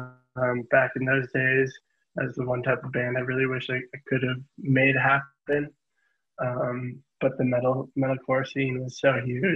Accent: Fond du Lac, Wisconsin, United States; moved away as an adult; also born or lived in Milwaukee, Wisconsin; now in West Coast, United States; I was born and raised in Fond du Lac, but I grew up in Milwaukee.

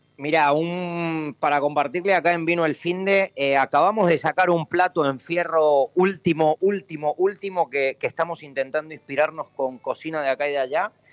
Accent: Mendoza, Argentina; moved away as an adult; now in Valencia, Spain; yo soy mendocino, eh, hace 15 años crucé el charco para intentar aprender algo de gastronomía en España

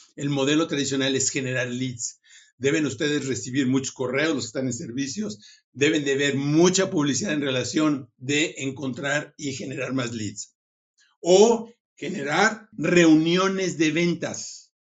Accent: Mexico; moved away as an adult; now in Silicon Valley, United States; soy mexicano, hace 20 años eh, me fui al Silicon Valley

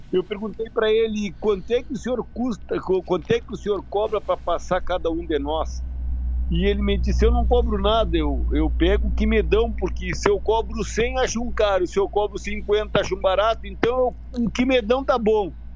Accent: Uruguaiana, Rio Grande do Sul, Brazil; eu sou de Uruguaiana, sou da fronteira, na verdade, eu moro em Uruguaiana

